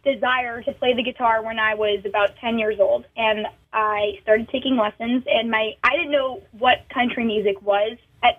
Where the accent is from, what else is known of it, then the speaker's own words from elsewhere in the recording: Massachusetts, United States; also born or lived in Nashville; so I'm not a city girl in any way, shape, or form. In fact, I get anxiety anytime I'm in a city. I grew up in Massachusetts, and I split my time between home in Massachusetts and Nashville.